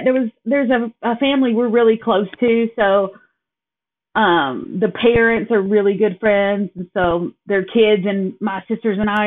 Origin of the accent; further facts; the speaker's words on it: Kingston, Tennessee, United States; moved away as an adult; now in Appleton, United States; I born and raised in Kingston, Tennessee.